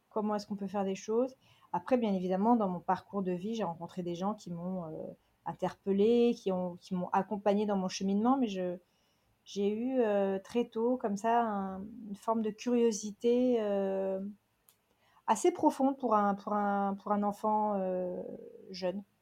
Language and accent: French; Toronto, Ontario, Canada; also born or lived in Calgary / New York / London; je suis franco-canadienne de Toronto. J'ai fait mes études à Calgary et euh, je suis new-yorkaise, euh, j'ai été new-yorkaise à plein temps, pendant plus d'une dizaine d'années